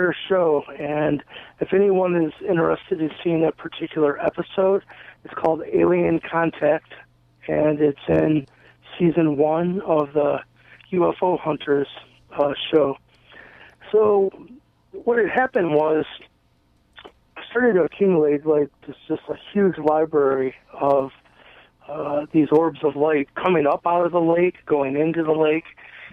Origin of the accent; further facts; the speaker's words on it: Eastlake, Ohio, United States; I grew up in East Lake, Ohio, which is very close to Lake Erie